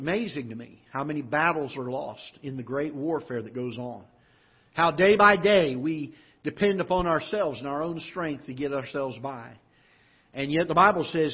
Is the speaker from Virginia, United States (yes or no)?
no; South Florida, United States; now in Festus, Missouri, United States; But I grew up in Florida and South Florida